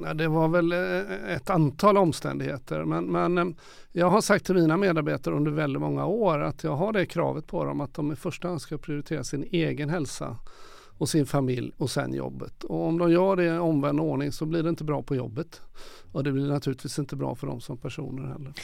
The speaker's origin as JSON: {"language": "Swedish", "town": "Gothenburg", "region": "Västra Götaland", "country": "Sweden", "tie": "born or raised there", "said": "när jag var ung i Göteborg på 60-70-talet"}